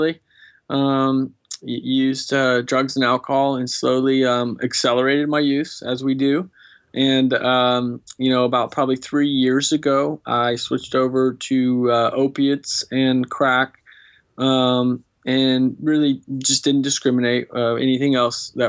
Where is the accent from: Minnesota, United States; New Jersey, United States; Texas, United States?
Texas, United States; Austin; I grew up in Austin, Texas